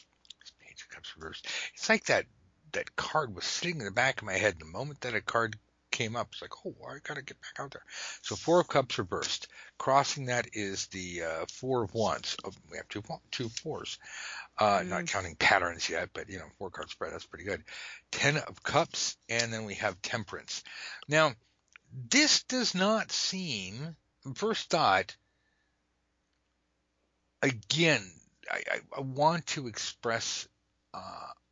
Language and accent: English; United States; I say that as an American